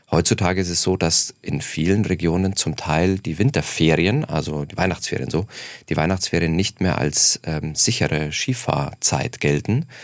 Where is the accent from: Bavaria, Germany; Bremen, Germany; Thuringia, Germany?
Bavaria, Germany; Munich; Ähm, ich komme aus München, ähm, sodass wir da eine Dreiviertelstunde ungefähr Anfahrtsweg mit Bahn oder äh, Auto haben ungefähr.